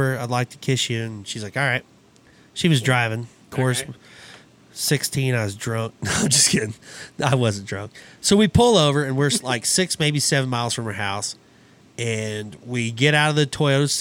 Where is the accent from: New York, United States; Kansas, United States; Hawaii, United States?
Kansas, United States; Abbyville; growing up in Abbeville, if you wanted to go on a date, it's 22 miles to Applebee's. That's where everybody went, in Hutchinson, Kansas